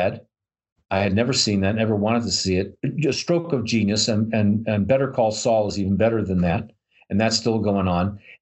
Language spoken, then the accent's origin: English; New York, United States; I'm from New York